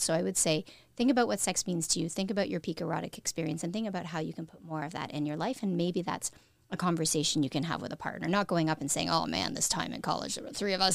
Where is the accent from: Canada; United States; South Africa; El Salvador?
Canada; we're a smaller country